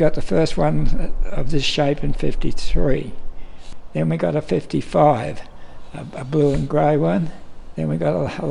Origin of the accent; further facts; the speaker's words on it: Tamworth, New South Wales, Australia; I come from Tamworth.